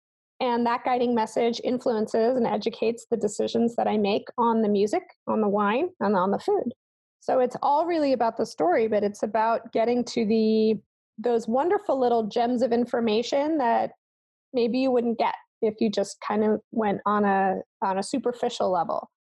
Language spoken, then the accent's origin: English; Germany; So I grew up in Germany, so I grew up under gray skies, wearing a lot of clothing with no not very interesting spices in the food that we could get, and in a classical household.